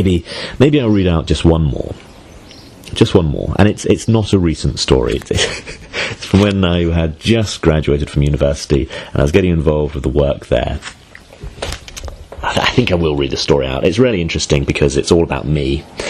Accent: England, United Kingdom; also born or lived in Bedford; now in Hull, United Kingdom; I've only ever lived in my hometown on the south coast, so wasn't exactly a local to the area.

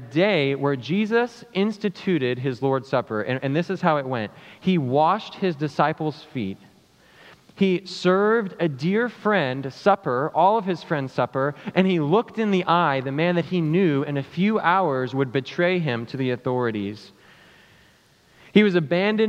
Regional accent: South Africa; also born or lived in St. Louis, United States; now in United States; I'm from South Africa

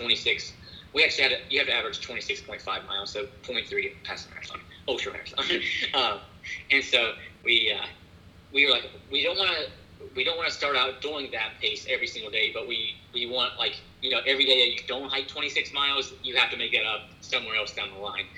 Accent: Appalachian Mountains, United States; growing up in the Appalachian Mountains

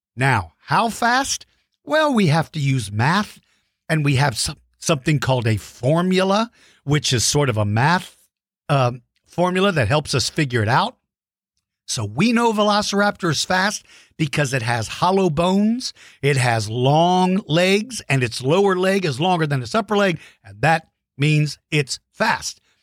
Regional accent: San Antonio, Texas, United States; San Antonio, Texas, my hometown

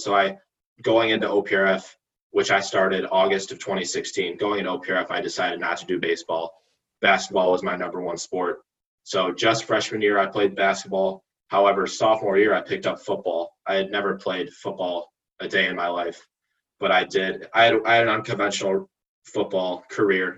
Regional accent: Oak Park, Illinois, United States; I grew up on South Wisconsin, 1134 Wisconsin, in South Oak Park. I've been here my entire life

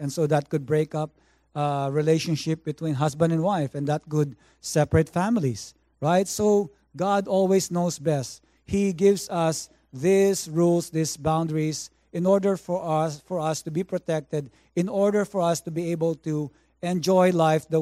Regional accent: Philippines; now in Vancouver, Canada; I grew up in the Philippines

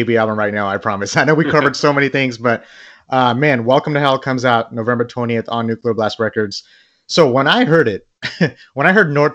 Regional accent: Bangladesh; I'm from Bangladesh

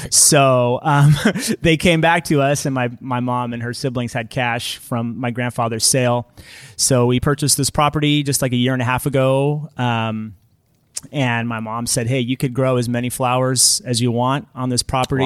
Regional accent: Fremont, California, United States; also born or lived in Oakland, California / Davis, California / Benicia, California; I was born over in Oakland, uh, and my family, we moved here to Niles when I was five. and, uh, spent my childhood here

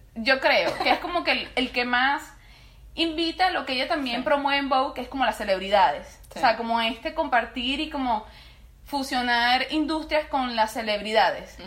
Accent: Venezuela; nosotros también somos venezolanos

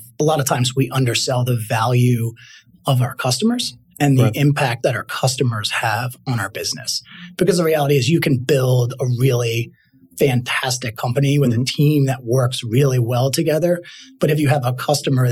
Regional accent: Trenton, New Jersey, United States; I grew up in Trenton, New Jersey. Went to high school there

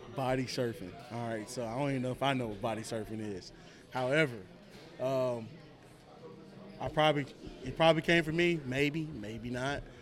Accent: Murfreesboro, Tennessee, United States; moved away as an adult; also born or lived in Knoxville, Tennessee / Flagler County, Florida; now in Georgia, United States; originally from Murfreesboro, Tennessee, where Coach Linnell is originally from. He coached me in high school

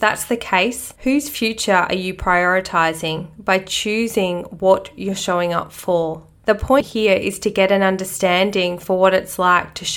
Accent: Australia; Growing up in Australia

